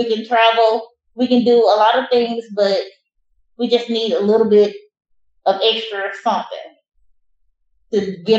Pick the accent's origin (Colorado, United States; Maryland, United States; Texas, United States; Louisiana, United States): Louisiana, United States; moved away; I'm originally from Louisiana